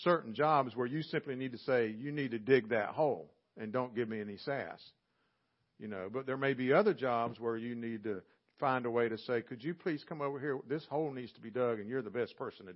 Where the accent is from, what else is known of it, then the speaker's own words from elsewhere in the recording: Southern, United States; accent: Southern; they might not know what to do with my accent or my y'all